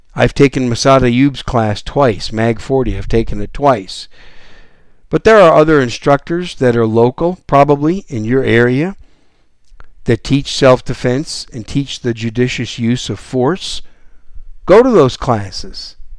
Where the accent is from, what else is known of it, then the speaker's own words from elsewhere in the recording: Green Bay, Wisconsin, United States; moved away as an adult; also born or lived in New York City; now in San Antonio, United States; I was born in New York City, but when I was three years old, we moved to Wisconsin, and I was raised just outside of Green Bay, Wisconsin, in the cold weather.